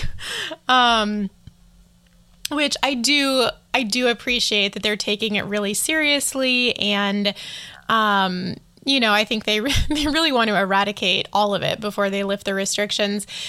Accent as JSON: {"language": "English", "country": "United States", "said": "I'm speaking of all of this as an American"}